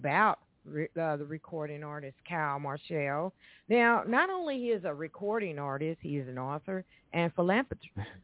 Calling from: Evansville, Indiana, United States; calling from Evansville, Indiana.

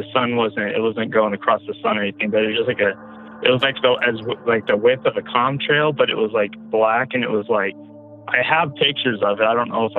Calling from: Colorado, United States; I'm calling from Colorado.

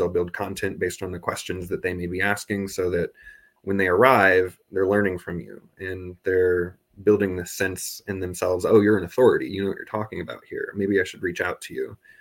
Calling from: Augsburg, Bavaria, Germany; I'm calling in from Germany because I studied abroad here last year. I'm in Augsburg

